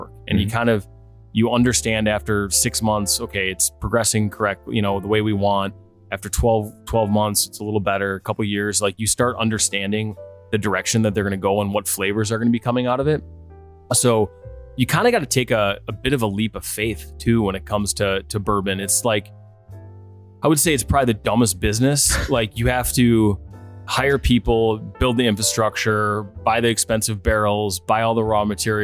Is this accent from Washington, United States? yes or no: no; Oshkosh, Wisconsin, United States; also born or lived in Twin Cities / Denver / Scottsdale / Chicago; now in Milwaukee, United States; growing up in Oshkosh, we would come down to Milwaukee